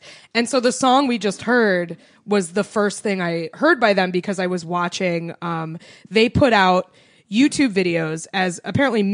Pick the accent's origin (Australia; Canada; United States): United States; New England; I grew up in New England.